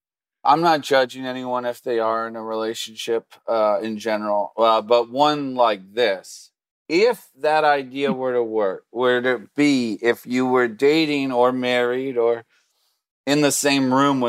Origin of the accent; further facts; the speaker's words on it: Lutherville, Maryland, United States; I grew up in Lutherville, just outside of Baltimore, about 15, 20